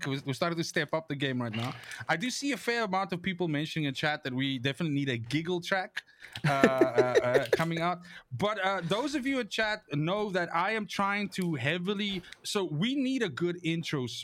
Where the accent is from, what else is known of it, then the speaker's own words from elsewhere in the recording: South Africa; as a South African